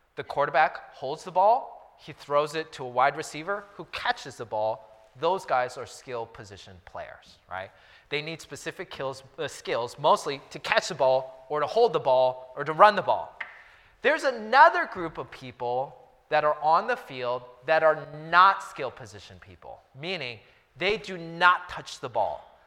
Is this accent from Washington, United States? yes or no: yes; Seattle, Washington, United States; now in Los Angeles, United States; I'm from Seattle